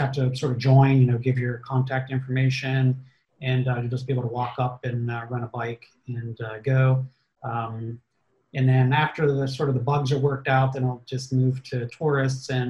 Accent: Pittsburgh, Pennsylvania, United States; moved away as an adult; also born or lived in Cranberry, Pennsylvania / Zelienople, Pennsylvania; now in Harmony, United States; I grew up in Pittsburgh. So I was used to, as a kid, hop on my bike

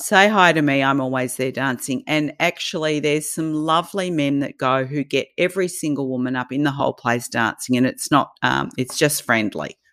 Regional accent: Australia; accent: Australian; Australian, can't you tell?

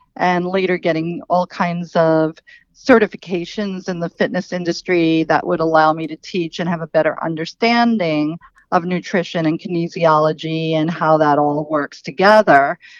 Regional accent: New York City, New York, United States; I grew up in Queens, New York, um, which is a borough in New York City.

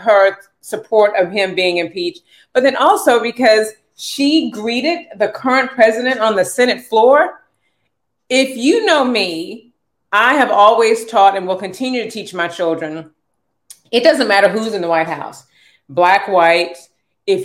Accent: United States; as an American

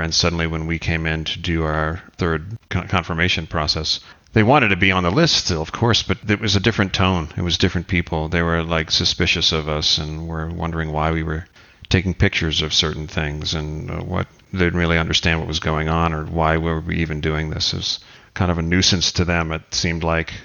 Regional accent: United States; we come from the States

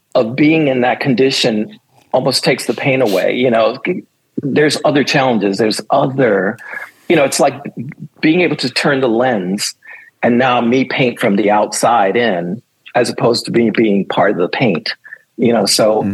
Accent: New York City, New York, United States; I'm from New York City. I grew up on uh, 21st and 8th Avenue, to be exact

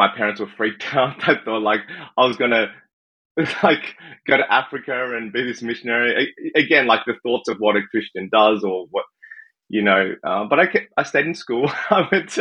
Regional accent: Sydney, New South Wales, Australia; now in Canada; I was born in Sydney, Australia. I think coming to Canada, some people have guessed I'm from the UK, but I'm not. I am from Australia

